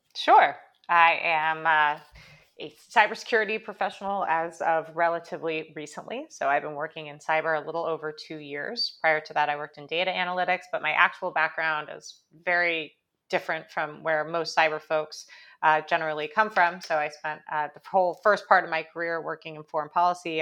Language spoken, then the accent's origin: English; California, United States; moved away as an adult; now in New York, United States; I grew up in California, I went to school in New York, I'm mostly a New Yorker at this point